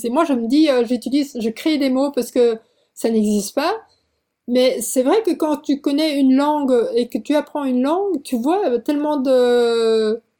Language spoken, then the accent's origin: French; South Korea; moved away; Alors, c'est que moi, je suis partie de Corée en, juin 2006. Euh, pas parce que je n'aimais pas la Corée.